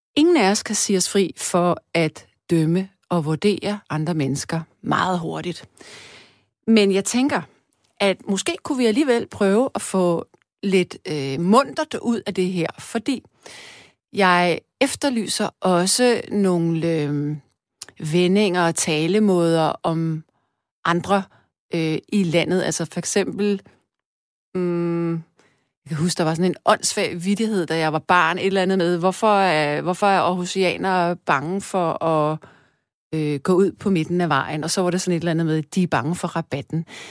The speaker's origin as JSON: {"language": "Danish", "town": "Frederiksberg", "region": "Capital Region of Denmark", "country": "Denmark", "tie": "born or raised there", "also_born_or_lived": "Central Jutland", "said": "Nu er jeg født på Midtjylland, men jeg er opvokset i København, nærmere betegnet det, der hedder Frederiksberg"}